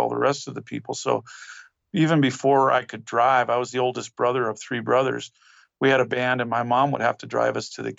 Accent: rural northern New Mexico, United States; we moved to New Mexico when I was a little kid, and we lived in rural northern New Mexico.

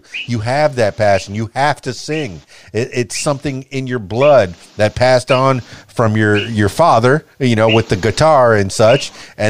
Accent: Miami, Florida, United States; You know, I come from Miami, a very diversified place.

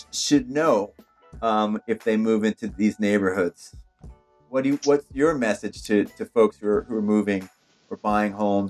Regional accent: New Jersey, United States; now in Portland, United States; I'm from New Jersey. I moved into this community here, and I have a kind of a New York City mentality.

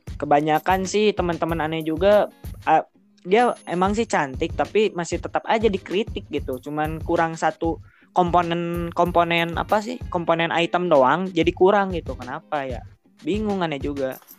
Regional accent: Bandung, West Java, Indonesia; aku orang Bandung

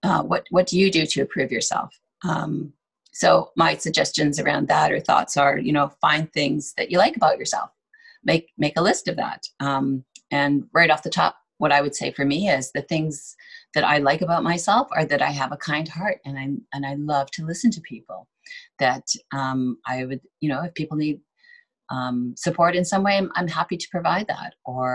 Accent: Ontario, Canada; I came from Ontario, so snow is a big deal there.

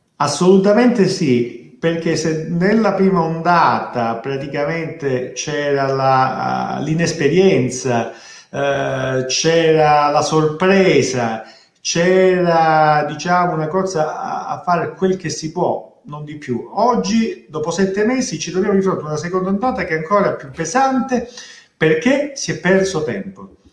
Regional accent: Calabria, Italy; also born or lived in Rome; io come molti calabresi ho avuto la fortuna e la possibilità di andare a studiare fuori, io sono laureato a Roma, ma ho avuto anche la fortuna ancora più grande di avere la possibilità di rientrare nella mia terra

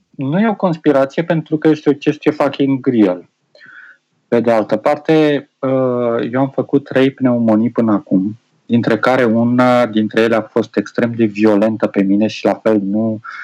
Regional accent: Romania; also born or lived in Chișinău, Moldova; am 5 ani de zile de când am plecat din România și am o lună de când am revenit înapoi

